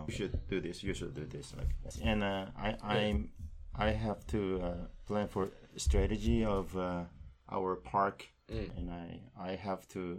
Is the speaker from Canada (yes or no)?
no; Daegu, South Korea; English is a second language; I graduated my college landscape architecture department, and in 1989, and I came from Daegu City.